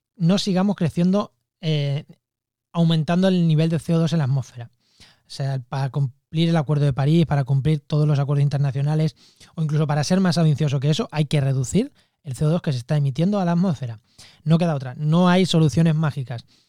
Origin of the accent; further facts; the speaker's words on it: Spain; soy español